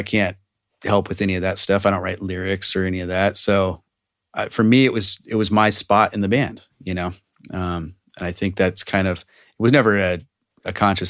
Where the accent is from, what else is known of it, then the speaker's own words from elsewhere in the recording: Walnut Creek, California, United States; In Walnut Creek.